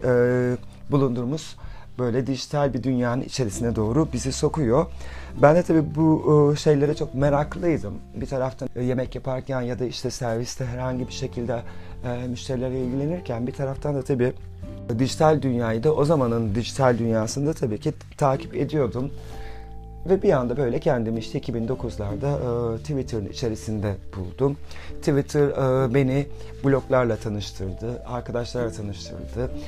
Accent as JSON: {"language": "Turkish", "region": "Rize Province", "country": "Turkey", "tie": "born or raised there", "said": "Ben 1978 e, Rize doğumluyum."}